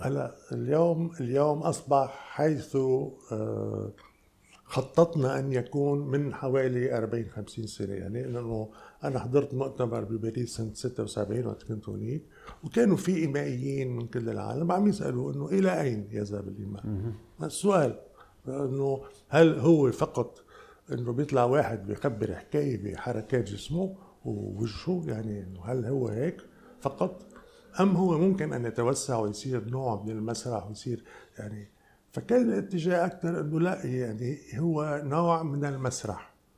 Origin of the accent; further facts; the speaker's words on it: Lebanon; انا جاي من لبنان